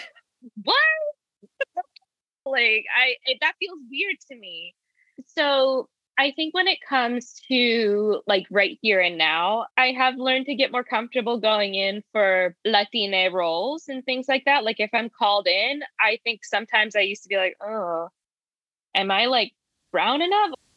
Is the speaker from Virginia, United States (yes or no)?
yes; Midlothian, Virginia, United States; I grew up in Virginia, in Midlothian, Virginia specifically